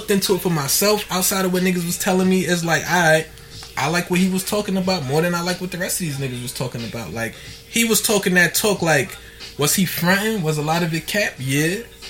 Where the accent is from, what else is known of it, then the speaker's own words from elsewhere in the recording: United States; I'm a patriot. I'm American.